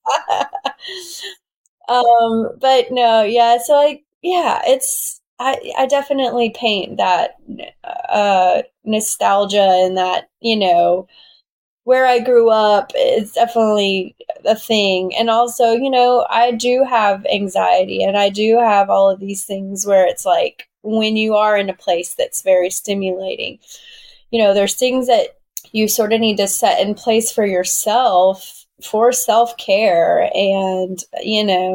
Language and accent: English; Southwest Georgia, United States; moved away as an adult; now in New York City, United States; I'm from Southwest Georgia. So I'm from a really small town where people go to hunt